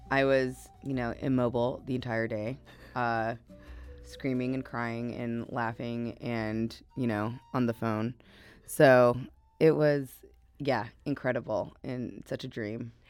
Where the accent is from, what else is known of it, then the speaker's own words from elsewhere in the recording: Midwest, United States; I'm super Midwestern. I'm super American.